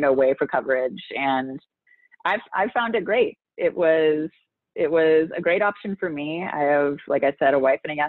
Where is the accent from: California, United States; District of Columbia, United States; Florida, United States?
California, United States; San Francisco; also born or lived in Los Angeles; now in Minneapolis, United States; I grew up in San Francisco when the internet didn't exist yet